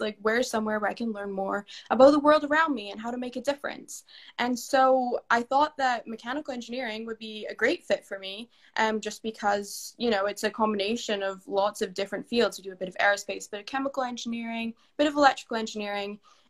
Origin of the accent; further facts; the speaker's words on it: Canada; also born or lived in Scotland / Italy; I would describe myself as I'm a proud Canadian, but also part-time Scot and Italian. So you'll hear my accent kind of change.